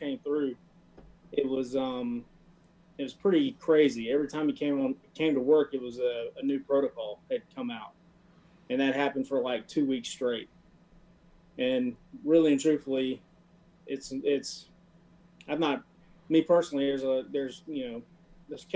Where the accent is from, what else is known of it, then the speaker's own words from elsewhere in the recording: Bossier City, Louisiana, United States; I'm from Bossier City, Louisiana